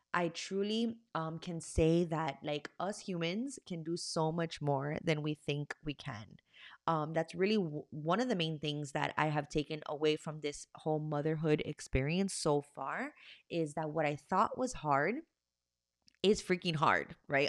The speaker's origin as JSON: {"language": "English", "town": "Miami", "region": "Florida", "country": "United States", "said": "I am from Miami, Florida."}